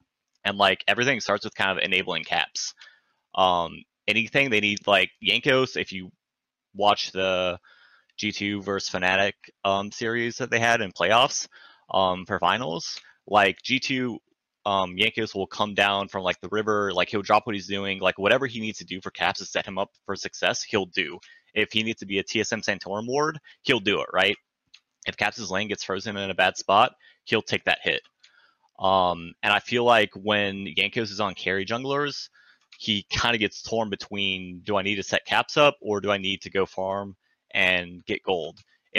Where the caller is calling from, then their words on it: California, United States; The Bay Area, currently under fire.